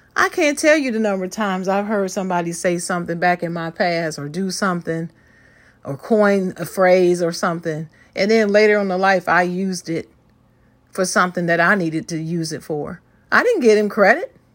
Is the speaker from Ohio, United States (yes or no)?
yes; Dayton, Ohio, United States; raised in my hometown of Dayton, Ohio